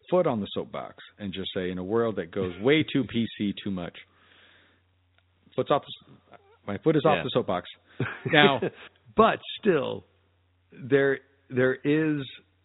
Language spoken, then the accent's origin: English; Albuquerque, New Mexico, United States; I'm from Albuquerque and I'm a proud American.